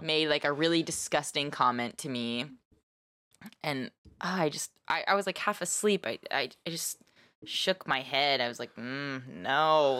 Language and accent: English; Nashville, Tennessee, United States; also born or lived in Texas; now in San Francisco Bay Area, United States; I was raised in Nashville and Texas.